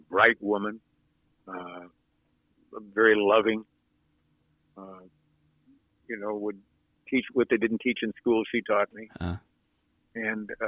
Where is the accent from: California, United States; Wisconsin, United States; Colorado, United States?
California, United States; Los Angeles; I grew up in Playa del Rey, where there were only about 100 people there at that time